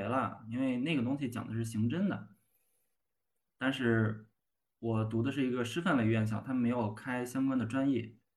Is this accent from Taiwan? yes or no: no; Hebei, China; 咱们老家河北